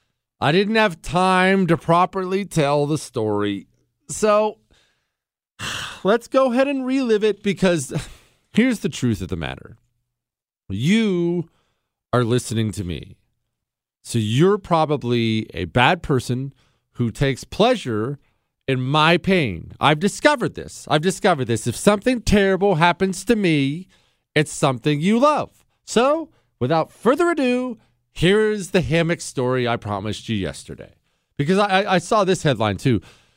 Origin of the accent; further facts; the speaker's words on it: Ohio, United States; also born or lived in Montana; Well, I mean, I grew up in Ohio and Montana.